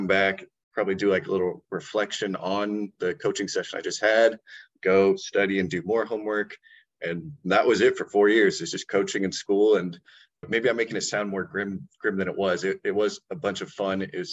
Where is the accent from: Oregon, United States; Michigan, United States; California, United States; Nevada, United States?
Oregon, United States; Eugene; I'm from Eugene, Oregon, born and raised.